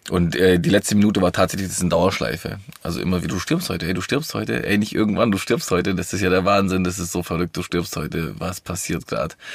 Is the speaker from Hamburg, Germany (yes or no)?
no; Villingen-Schwenningen, Baden-Württemberg, Germany; born there; ich bin äh, im Schwarzwald in Flingen-Schwenningen geboren.